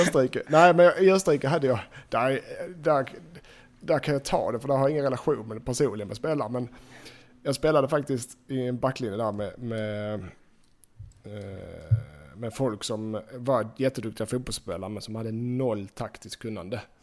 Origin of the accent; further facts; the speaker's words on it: Sweden; moved away as an adult; hemma i Sverige